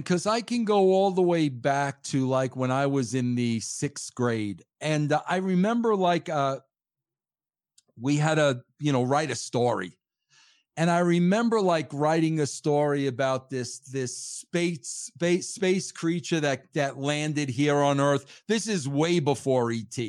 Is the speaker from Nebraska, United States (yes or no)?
no; Long Island, New York, United States; moved away as an adult; also born or lived in Connecticut; I am from born and raised uh, on Long Island, New York